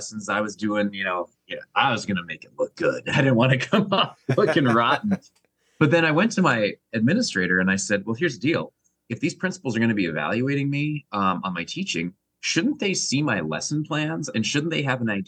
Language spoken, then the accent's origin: English; Canada; I'm from Canada